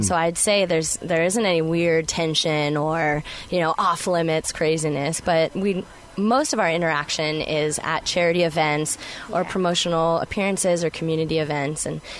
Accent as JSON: {"language": "English", "town": "Sacramento", "region": "California", "country": "United States", "said": "I'm actually from Sacramento, and I make the commute to Oakland."}